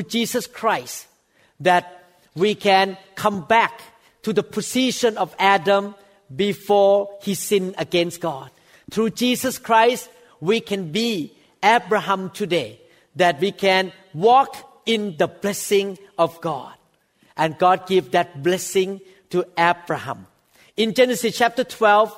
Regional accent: Thailand; English is a second language; moved away as an adult; now in United States; a former Thai person like me. I was born in Thailand.

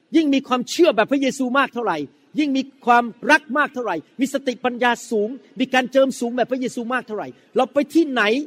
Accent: Thailand; ลักษณะชีวิตเก่าของผมที่มาจากสังคมไทย

